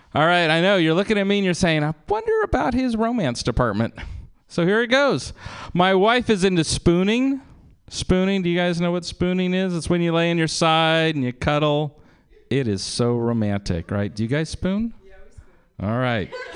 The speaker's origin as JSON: {"language": "English", "town": "Berkeley", "region": "California", "country": "United States", "tie": "born or raised there", "said": "I was born in Berkeley"}